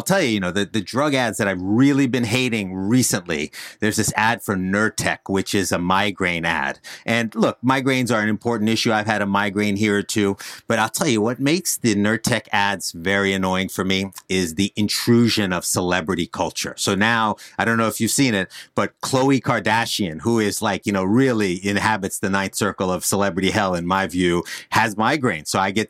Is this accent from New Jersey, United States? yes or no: yes; New Jersey, United States; accent: Jersey; The accent that I can turn off is the Jersey accent. I'm from Northern New Jersey.